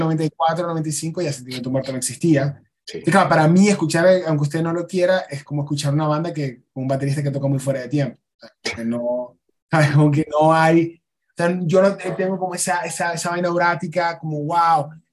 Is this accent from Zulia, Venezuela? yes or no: yes; Maracaibo, Zulia, Venezuela; now in Mexico; Maracaibo, yo me fui muy molesto del país